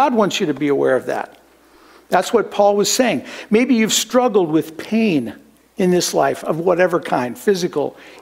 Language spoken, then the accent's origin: English; Midwest, United States; moved away; also born or lived in Kansas; growing up in the Midwest where we had horrible thunderstorms